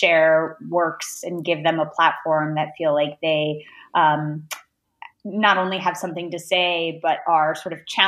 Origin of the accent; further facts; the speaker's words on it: Detroit, Michigan, United States; I grew up in Metro Detroit. I went to public school there